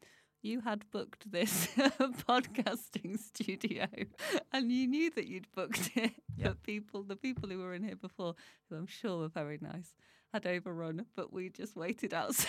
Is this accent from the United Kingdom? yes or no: yes; United Kingdom; on a form, I'll always put British. I'll never put English